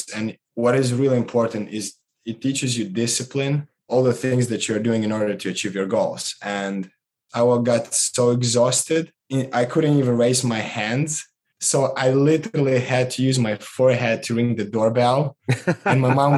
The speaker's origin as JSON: {"language": "English", "country": "Moldova", "tie": "born or raised there", "moved": "as an adult"}